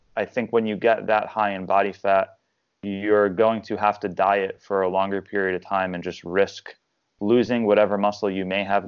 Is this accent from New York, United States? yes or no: yes; Long Island, New York, United States; now in Tampa, United States; I'm originally from Long Island, New York.